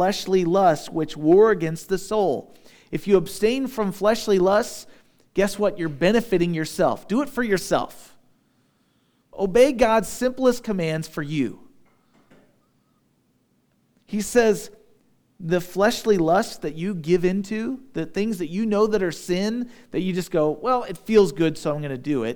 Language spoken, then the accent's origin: English; United States; I'm an American, but I'm a Christian first